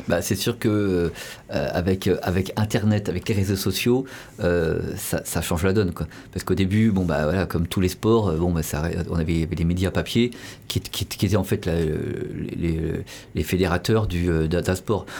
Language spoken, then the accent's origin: French; Paris, Île-de-France, France; je suis de Paris, j'étais du des cités du 19e